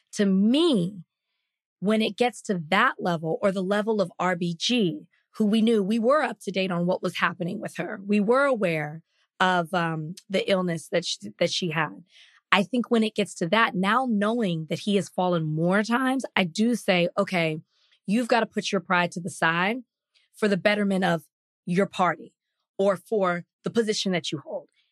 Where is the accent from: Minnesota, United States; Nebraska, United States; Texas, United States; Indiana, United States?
Texas, United States; Dallas; the district that I grew up in in Dallas